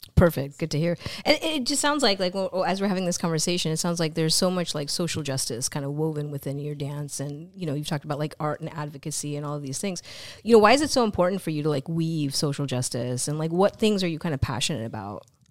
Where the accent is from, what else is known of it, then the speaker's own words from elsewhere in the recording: Bay Area, California, United States; in the Bay Area, grown up here